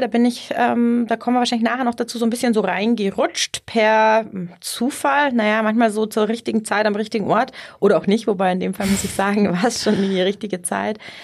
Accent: Ohlstadt, Bavaria, Germany; also born or lived in Innsbruck / Munich; ich komm hier, ähm, aus der Ecke, aus Ohlstadt, kennen wahrscheinlich die wenigsten, aber, äh, Landkreis Garmisch-Partenkirchen

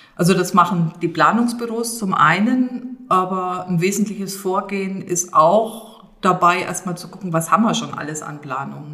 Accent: Thuringian Rhön, Germany; als auch gebürtige Rönerin

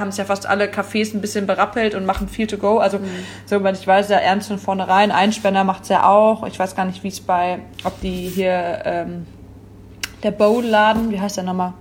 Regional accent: Wipperfürth, North Rhine-Westphalia, Germany; moved away as an adult; now in Cologne, Germany; ich bin nicht Urkölsch. Ähm, ich komme aus Wipperfürth. Oberbergischer Kreis

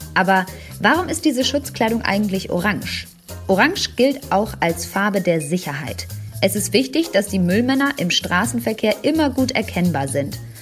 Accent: Germany; bei uns in Deutschland

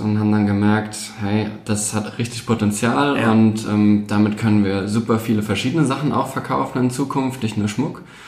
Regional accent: Mannheim, Baden-Württemberg, Germany; moved away; also born or lived in Palatinate; ursprünglich aus Mannheim, in Mannheim geboren, gerade hier um die Ecke.

